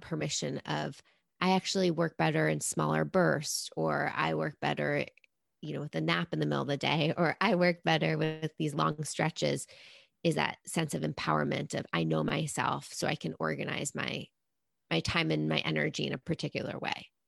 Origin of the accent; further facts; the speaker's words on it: New York City, New York, United States; I'm a New Yorker. Like, oh, that's my naturally born state